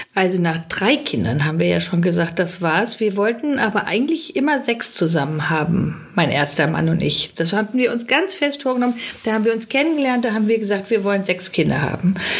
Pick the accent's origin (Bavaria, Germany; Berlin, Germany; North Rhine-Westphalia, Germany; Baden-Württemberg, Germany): North Rhine-Westphalia, Germany; Witten; moved away; Wir kommen ja aus dem Ruhrgebiet alle. Äh, witten da sind wir her